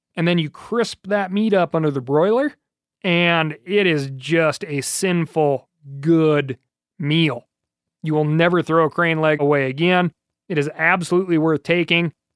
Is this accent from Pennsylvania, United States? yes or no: no; Montana, United States; here in my home state of Montana